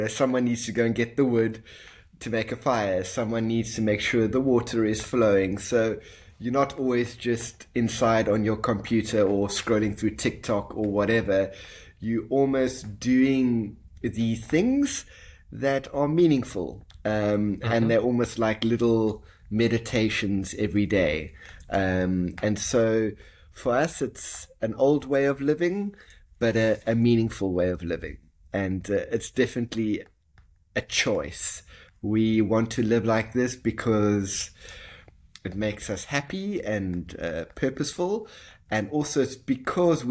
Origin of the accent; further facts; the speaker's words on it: South Africa; I was born in South Africa. My family originally is of Italian descent